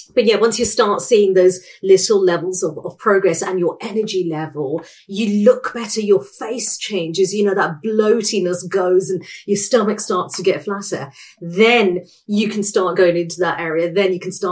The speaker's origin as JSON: {"language": "English", "country": "United Kingdom"}